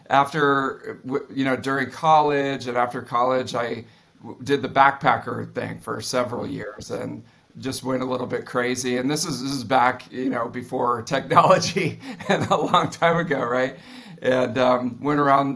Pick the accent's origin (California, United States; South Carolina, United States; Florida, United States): California, United States; East Bay, San Francisco; I grew up in the East Bay here in San Francisco, out in the suburbs.